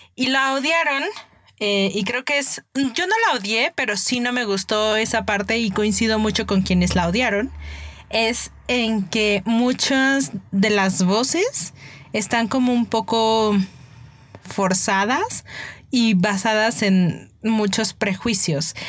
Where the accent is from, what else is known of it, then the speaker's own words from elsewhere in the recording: Mexico City, Mexico; soy una verdadera chilanga.